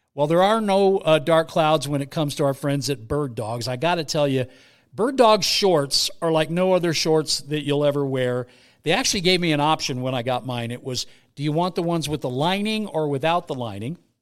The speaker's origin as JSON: {"language": "English", "area": "Bay Area", "region": "California", "country": "United States", "tie": "born or raised there", "said": "I grew up in the Bay Area"}